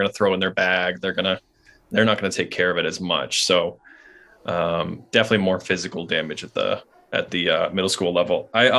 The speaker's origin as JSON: {"language": "English", "region": "Maine", "country": "United States", "said": "I'm from Maine."}